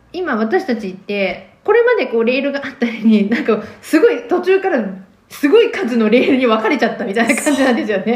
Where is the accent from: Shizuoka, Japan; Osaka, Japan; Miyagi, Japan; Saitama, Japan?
Shizuoka, Japan; moved away as an adult; also born or lived in Tokyo; now in Kitakyushu, Japan; 学生の時は私静岡出身なんですけど静岡にいた